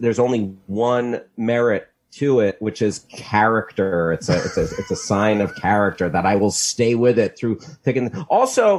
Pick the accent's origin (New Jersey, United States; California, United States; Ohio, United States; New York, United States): New Jersey, United States; I grew up in New Jersey.